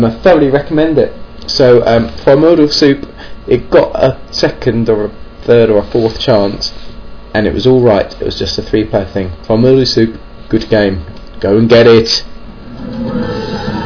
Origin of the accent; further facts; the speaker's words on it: England, United Kingdom; I'm English